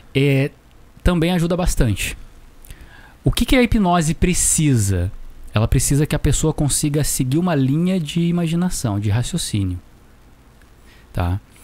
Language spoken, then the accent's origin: Portuguese; Taubaté, São Paulo, Brazil; Eu também sou de Taubaté